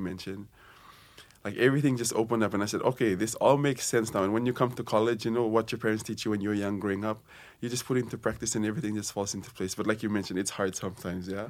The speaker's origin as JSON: {"language": "English", "country": "Fiji", "moved": "as an adult", "lives_now": "Hawaii, United States", "said": "I'm from Fiji, and this is my second year here at Brigham Young University, Hawaii"}